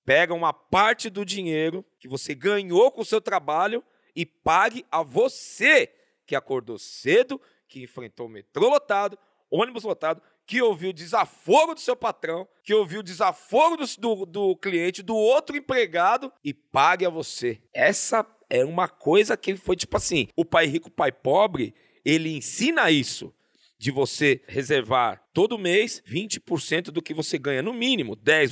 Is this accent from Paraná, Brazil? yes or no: no; São Paulo, Brazil; Zona Norte, nasci no Tucuruvi, onde hoje é a estação de. Não, eu nasci na Vila, na Vila Gustavo. Na Vila Gustavo. E depois eu fui pro Tucuruvi